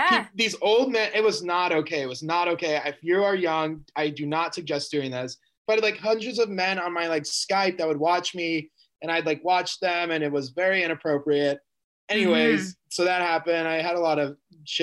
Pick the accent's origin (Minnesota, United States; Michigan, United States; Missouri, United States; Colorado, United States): Missouri, United States; Kansas City; I grew up in Kansas City, Missouri